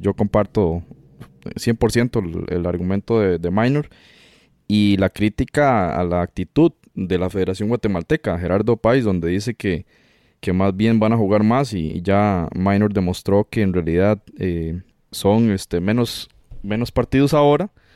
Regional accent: Costa Rica; nosotros como costarricenses

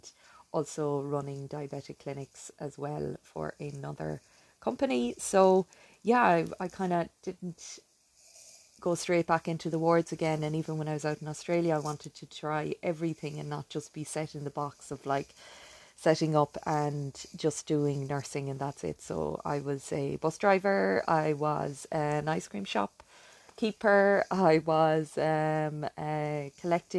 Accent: Ireland; accent: Irish; I'm living in the beautiful country of Ireland. You probably can tell from my accent.

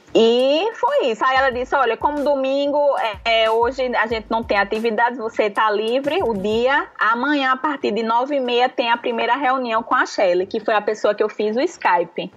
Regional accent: Recife, Pernambuco, Brazil; now in Natal, Brazil; Hoje eu moro em Natal, sou de Recife, mas moro em Natal

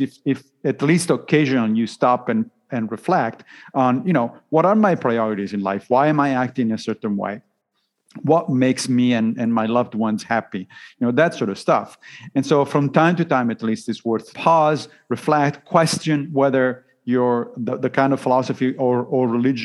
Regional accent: Italy; I grew up Roman Catholic, obviously, because I grew up in Italy

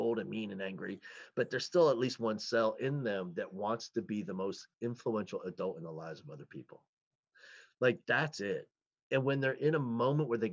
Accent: New Jersey, United States; I grew up in New Jersey

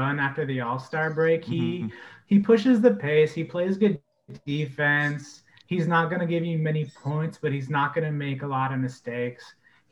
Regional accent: Oregon, United States; also born or lived in Orlando, Florida; I was raised pretty much exclusively in Oregon. I moved around a lot my first 2 years, but my only memories are in Oregon

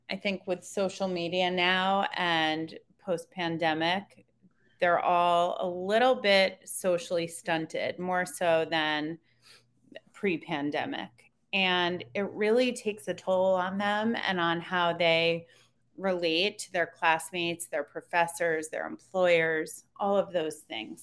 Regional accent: Connecticut, United States; moved away as an adult; also born or lived in upstate New York / Washington, D.C. / Maryland; I grew up in Connecticut.

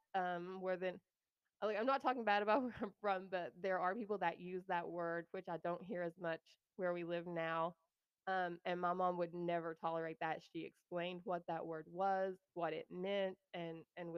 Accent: the Bible Belt, United States; moved away as an adult; also born or lived in New Mexico; I'm from the Bible Belt

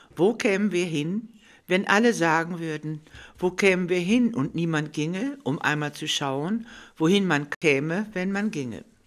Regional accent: Vreden, North Rhine-Westphalia, Germany; Frieden, meine Heimatstadt

